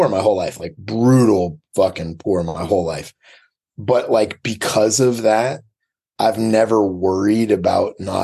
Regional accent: Portland, Maine, United States; Portland, Maine.

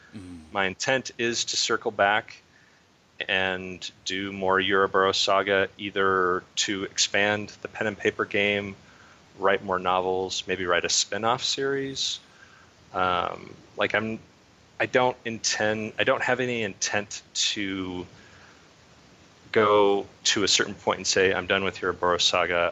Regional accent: Idaho, United States; I'm from Idaho

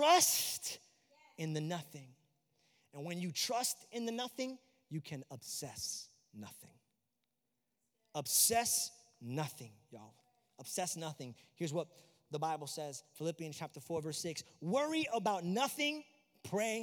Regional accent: New York, United States; now in Florida, United States; I'm also from New York

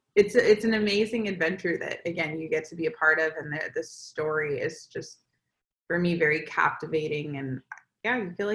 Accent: Florida, United States; moved away as an adult; now in California, United States; obviously I'm from Florida as well.

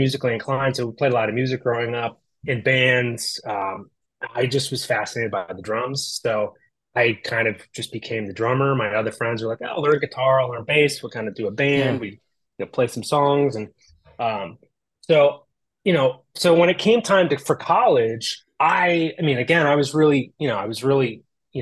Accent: outside of Philadelphia, Pennsylvania, United States; also born or lived in Los Angeles; now in Midwest, United States; I grew up on the East Coast outside of Philadelphia

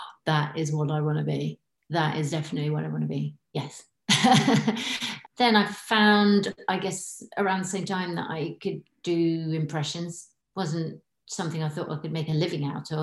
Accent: Hull, Yorkshire and the Humber, United Kingdom; also born or lived in New Zealand; now in Poole, United Kingdom; I'm from Hull, but I live in Poole

